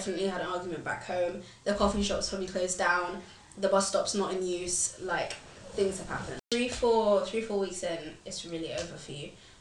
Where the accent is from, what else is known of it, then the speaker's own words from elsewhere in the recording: London, United Kingdom; I grew up in London.